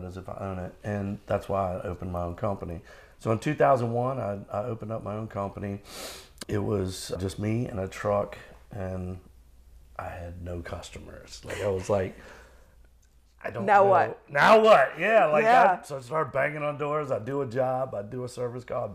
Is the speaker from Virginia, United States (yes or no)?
yes; Norfolk, Virginia, United States; I grew up in Norfolk.